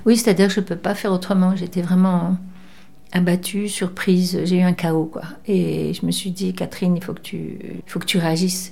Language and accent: French; Cannes, Provence-Alpes-Côte d'Azur, France; moved away as an adult; also born or lived in Bordeaux region (born, Caudéran) / Paris; je vivais à Cannes et, euh, et je, je suis née dans la région, là, de Bordeaux, je suis née à Codeyran, mais j'ai, je suis partie très jeune à Cannes